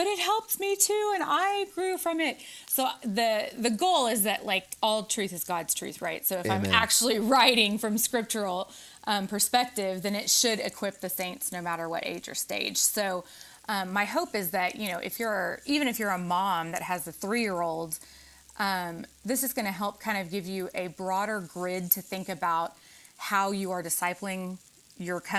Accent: the South, United States; when I grew up in the South

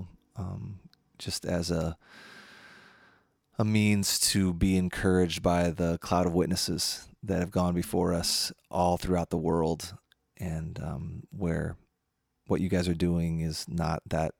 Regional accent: United States; also born or lived in Madison; as a American in Madison in 2020

